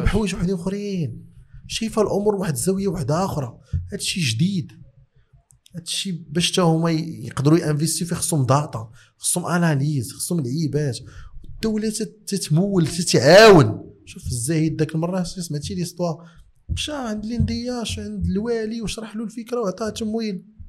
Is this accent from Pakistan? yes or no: no; Morocco; عندنا في المغرب